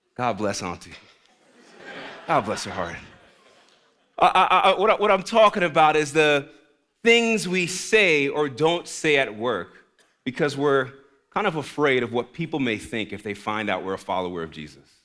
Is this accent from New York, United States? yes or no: yes; New York City, New York, United States; moved away; I'm from the Bronx, New York originally. The Bronx, not Brooklyn, the Bronx